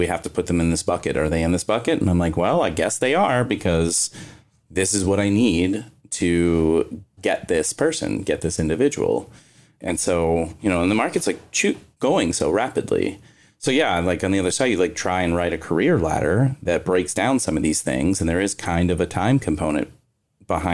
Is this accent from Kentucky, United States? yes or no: yes; Kentucky, United States; I'm from Kentucky